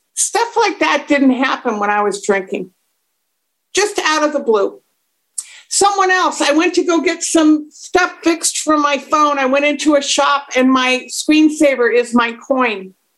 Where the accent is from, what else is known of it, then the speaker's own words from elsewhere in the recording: United States; moved away as an adult; also born or lived in Dublin, Ireland; I'm an American